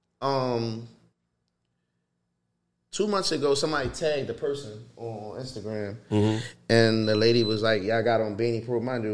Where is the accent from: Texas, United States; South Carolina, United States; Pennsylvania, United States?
Pennsylvania, United States; Philadelphia; I come from North Philly